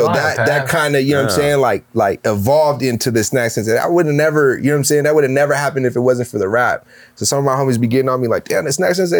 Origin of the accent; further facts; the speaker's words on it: San Francisco, California, United States; we're all from San Francisco except for Sunday. She's from Oakland.